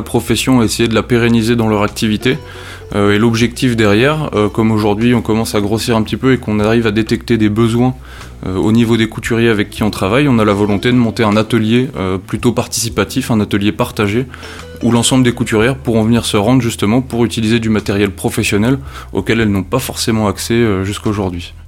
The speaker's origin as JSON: {"language": "French", "area": "Nord", "region": "Hauts-de-France", "country": "France", "tie": "born or raised there", "also_born_or_lived": "Loir-et-Cher", "moved": "yes", "said": "Le Nord, pour moi, ça représente beaucoup. C'est ma région natale."}